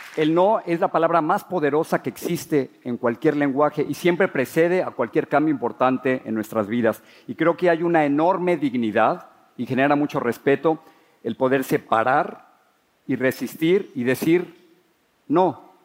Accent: Mexico City, Mexico; moved away as an adult; now in United States; Crecí en la Ciudad de México

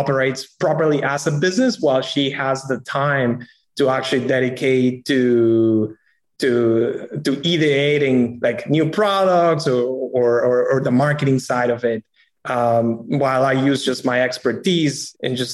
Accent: Peru; moved away as an adult; also born or lived in New York City; I'm originally from Peru

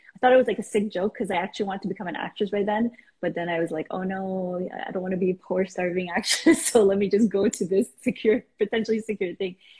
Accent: Iran; now in Canada; I am originally from Iran, moved to Canada a couple of years ago, well, three decades ago actually.

